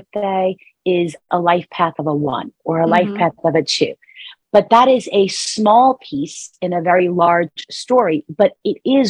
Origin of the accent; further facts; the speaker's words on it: New York, United States; New Yorker, you know, born and raised, if you could hear it in my accent.